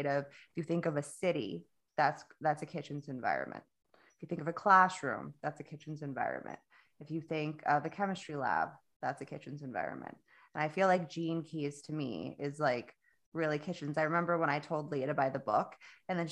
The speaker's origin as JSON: {"language": "English", "region": "South Florida", "country": "United States", "said": "I'm from Florida, South Florida is like walking through a hot, wet blanket."}